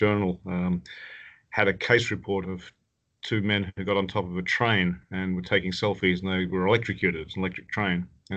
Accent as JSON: {"language": "English", "region": "Tasmania", "country": "Australia", "tie": "born or raised there", "also_born_or_lived": "Canada", "moved": "as an adult", "said": "I was born in Tasmania and did medicine there"}